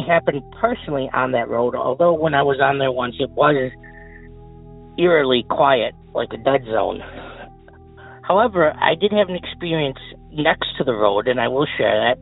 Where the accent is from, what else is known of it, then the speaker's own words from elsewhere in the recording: Clarence, New York, United States; Clarence, New York, about 20 minutes outside of Buffalo. Love my hometown, love my home city